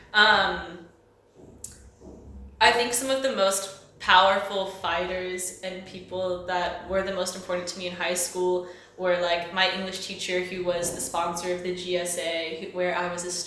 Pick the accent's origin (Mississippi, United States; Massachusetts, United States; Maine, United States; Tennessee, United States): Mississippi, United States; moved away as an adult; also born or lived in Chicago, United States; now in Vienna, Austria; I'm from Mississippi, famously a homophobic place. I was born and raised there.